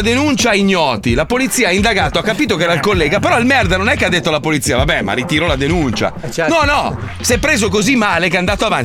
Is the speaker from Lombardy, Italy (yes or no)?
yes; Milan, Lombardy, Italy; sono nato a Milano